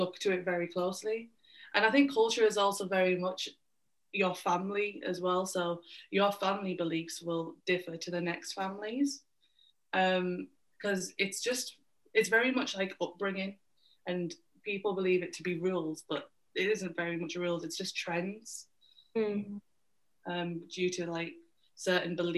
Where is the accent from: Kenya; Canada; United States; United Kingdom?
United Kingdom; living in Britain as an Indian girl